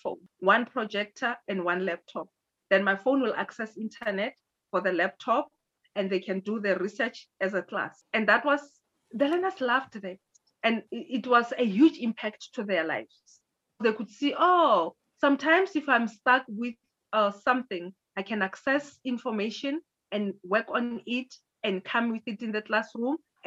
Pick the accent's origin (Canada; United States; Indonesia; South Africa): South Africa; I was from South Africa